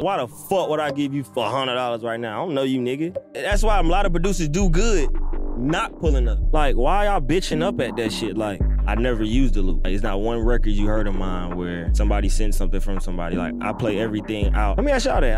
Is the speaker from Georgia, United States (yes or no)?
yes; Atlanta, Georgia, United States; also born or lived in New York / Stone Mountain / Lithonia / Harlem; I was born in New York. I was raised in Atlanta, though. I'm still, like, Stone Mountain, Latonia